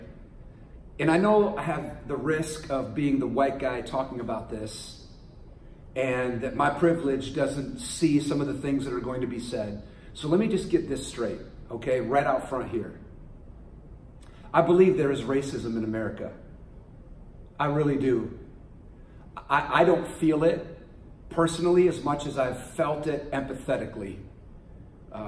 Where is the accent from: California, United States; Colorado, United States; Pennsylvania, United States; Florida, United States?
California, United States; San Francisco; I was born in San Francisco, right off Haight Park, on the corner of Haight and Ashbury